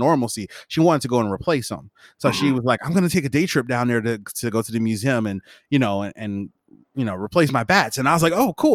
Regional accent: Chicago, Illinois, United States; also born or lived in Alaska; I'm from Chicago

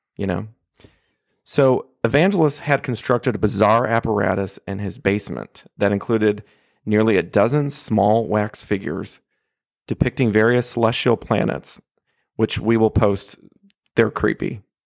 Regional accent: Michigan, United States; now in Oklahoma, United States; my home state of Michigan

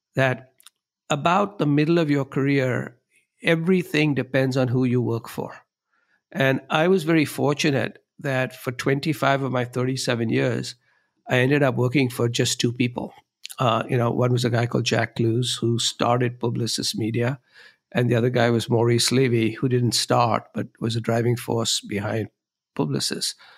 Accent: Mumbai, Maharashtra, India; moved away as an adult; now in Chicago, United States; I grew up in Bombay, India, uh, which is now known as Mumbai.

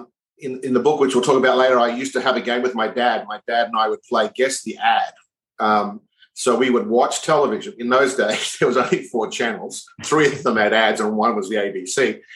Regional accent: Brisbane, Queensland, Australia; So I was born in Brisbane, raised in Brisbane, went to school in Brisbane, went to university in Brisbane.

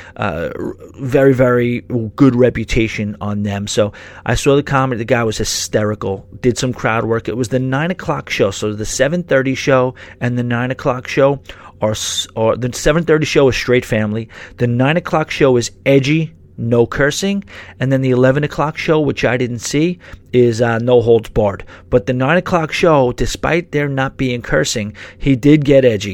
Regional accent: New York City, New York, United States; I do have that New York blood in me and I'm a New Yorker through and through

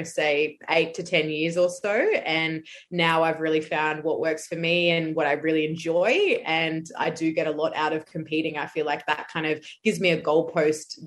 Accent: Brisbane, Queensland, Australia; I'm from Brisbane in Australia

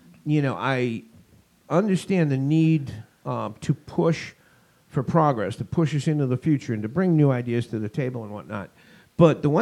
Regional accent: Boston, Massachusetts, United States; moved away; also born or lived in Los Angeles, California; Boston, which is my hometown

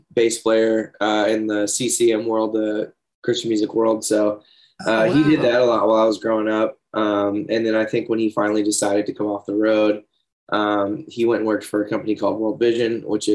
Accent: Leesburg, Florida, United States; also born or lived in Georgia / Ocala, Florida; I was born in Leesburg, Florida. I lived there until fourth grade

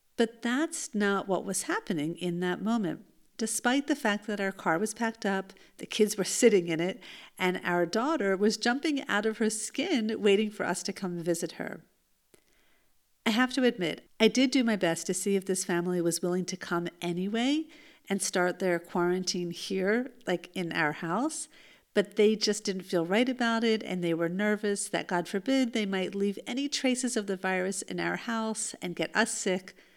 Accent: United States; now in Israel; the youth group that I grew up in in the United States

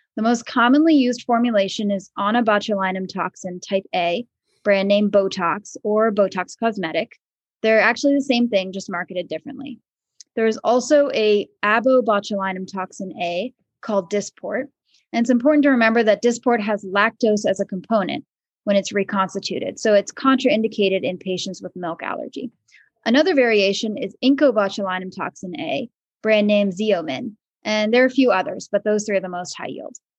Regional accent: Maryland, United States; moved away as an adult; also born or lived in Vermont / Philadelphia, Pennsylvania; now in Danville, United States; I grew up in Maryland

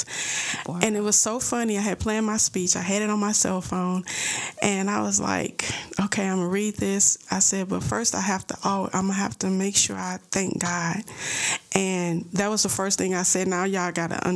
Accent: St. Louis, Missouri, United States; accent: St. Louis; I'm from St. Louis. You know, I had my little St. Louis accent.

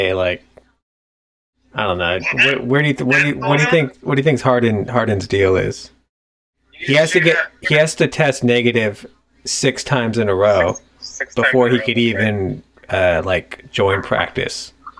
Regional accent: Ireland; Because I'm Irish.

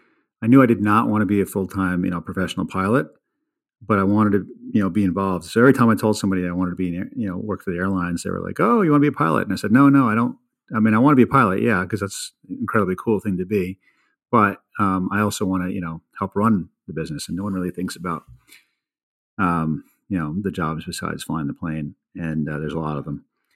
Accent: Brooklyn, New York, United States; also born or lived in London, England; So I was born in 1970 in London, England, and I'm told I lived there for 3 years. Don't remember any of it. Moved to Brooklyn, New York.

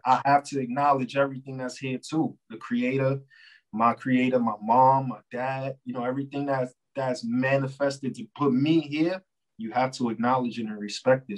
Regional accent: New York, United States; I'm from New York

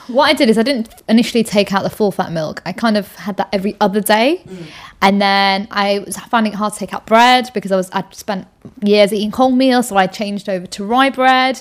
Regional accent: the north of England, United Kingdom; moved away; I'm actually from up north

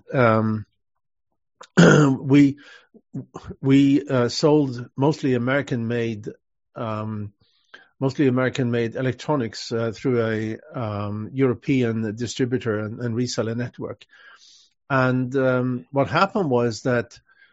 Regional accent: Sweden; moved away as an adult; also born or lived in Switzerland / London, United Kingdom; now in Los Angeles, United States; I'm natively Swedish, and I left Sweden though in 1986

